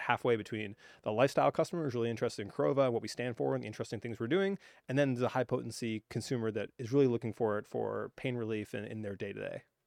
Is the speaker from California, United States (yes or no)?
no; Hawaii, United States; I grew up in Hawaii